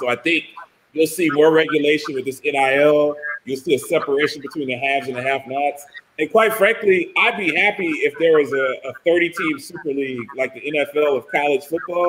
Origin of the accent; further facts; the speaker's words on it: Baltimore, Maryland, United States; I grew up in Baltimore